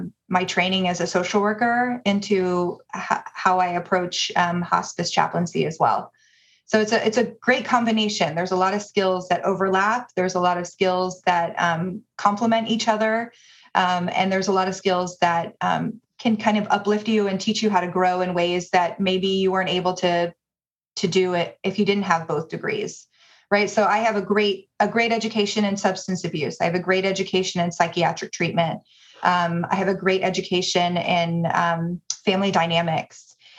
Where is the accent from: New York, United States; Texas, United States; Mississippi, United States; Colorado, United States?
Texas, United States; Dallas; moved away as an adult; also born or lived in Michigan; now in Providence, United States; I am originally from Dallas, Texas, born and raised, and moved here after I finished my graduate studies at the University of Michigan